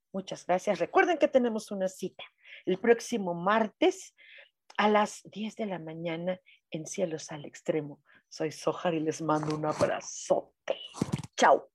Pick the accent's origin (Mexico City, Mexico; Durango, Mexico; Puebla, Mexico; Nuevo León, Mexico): Mexico City, Mexico; aquí en Ciudad de México no somos cultura maya, somos cultura náhuatl o nahua